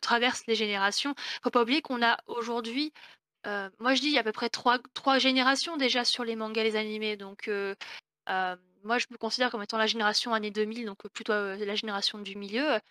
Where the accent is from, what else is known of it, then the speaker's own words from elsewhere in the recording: Rouen, Normandy, France; moi je viens de Normandie, je viens de Rouen